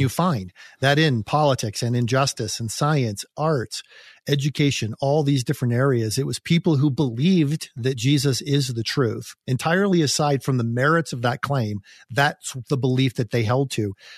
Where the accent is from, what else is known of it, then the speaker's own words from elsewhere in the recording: United States; as an American